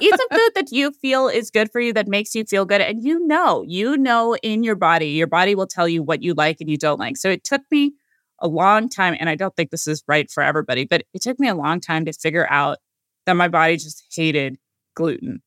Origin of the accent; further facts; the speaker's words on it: California, United States; I was born in California